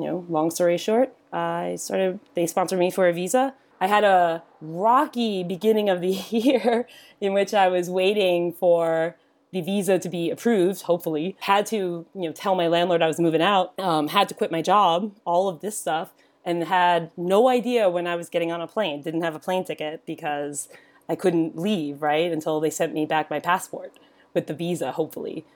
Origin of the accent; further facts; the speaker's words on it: New York City, New York, United States; moved away as an adult; also born or lived in Bay Area / Florida; now in London, United Kingdom; I grew up in New York City